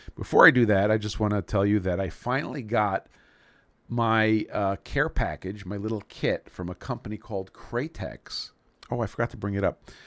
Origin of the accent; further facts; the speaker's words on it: New York City, New York, United States; I grew up in New York City.